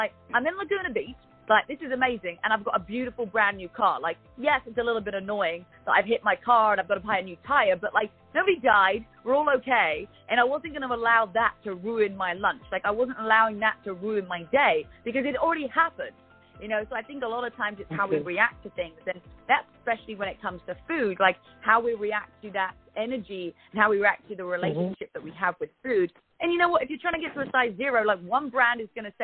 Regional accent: United Kingdom; accent: British; moved away as an adult; my British accent

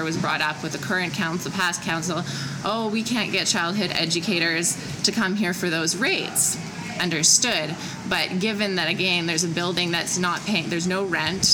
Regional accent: Vancouver, British Columbia, Canada; moved away as an adult; now in Whistler, Canada; I grew up in Kitsilano

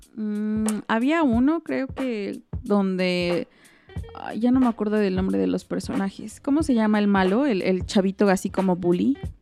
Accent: Mexico; como mexicanos

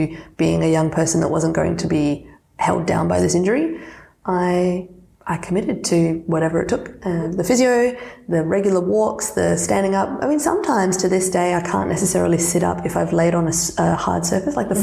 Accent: Australia; first language Serbian; English is a second language; I identify as Australian because of my birthplace

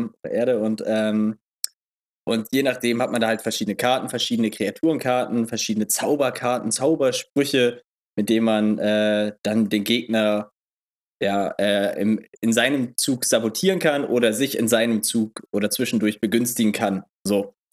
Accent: Eidelstedt, Hamburg, Germany; bei uns in Eidelstedt

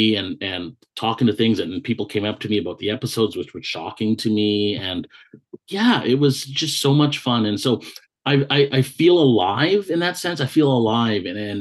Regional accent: the Okanagan, British Columbia, Canada; moved away as an adult; now in Vancouver, Canada; I grew up in the Okanagan, and for anyone that's listening that's not familiar with Canada, it's like the interior of British Columbia

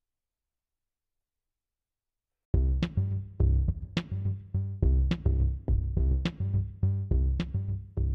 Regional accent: Pinellas County, Florida, United States; I am from Pinellas County, Florida, born and raised

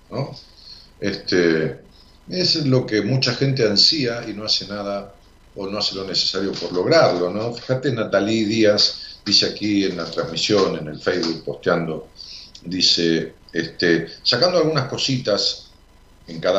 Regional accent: Alta Gracia, Córdoba, Argentina; De Alto Gracias, Córdoba.

